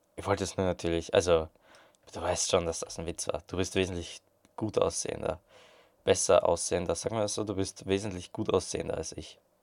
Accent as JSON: {"language": "German", "country": "Austria"}